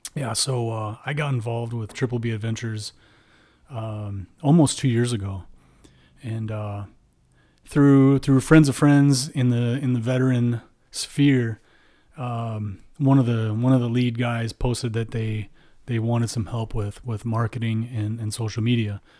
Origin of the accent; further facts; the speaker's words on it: Midwest, United States; we're from the Midwest